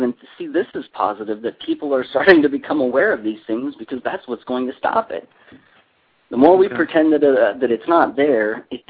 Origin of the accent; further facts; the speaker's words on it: Iowa, United States; You know, I came from Iowa, and those people weather heavy storms in the winter.